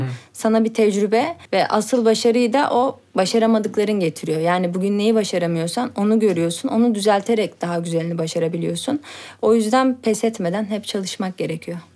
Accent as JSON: {"language": "Turkish", "country": "Turkey", "tie": "born or raised there", "said": "ben burada doğdum"}